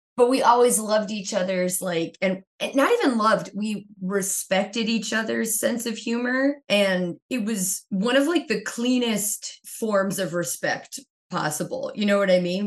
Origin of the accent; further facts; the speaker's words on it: Kingston, Pennsylvania, United States; I grew up in a town called Kingston, Pennsylvania